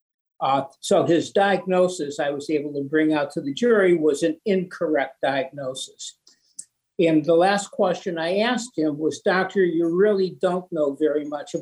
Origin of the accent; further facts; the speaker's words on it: Cleveland, Ohio, United States; moved away as an adult; now in Boston, United States; I am from Cleveland